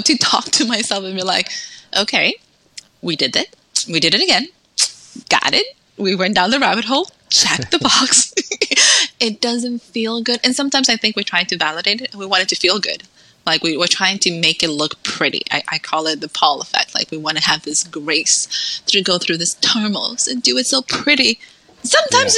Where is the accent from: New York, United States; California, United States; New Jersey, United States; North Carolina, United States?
New York, United States; New York City; moved away as an adult; also born or lived in Dominican Republic / Salem, Massachusetts; now in Texas, United States; So between ten through eighteen went to school in New York City